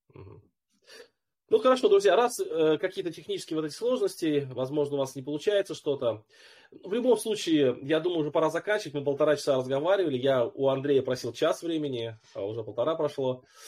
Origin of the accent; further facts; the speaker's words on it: Moldova; now in Germany; Я вообще из Молдовы, но сейчас проживаю в Германии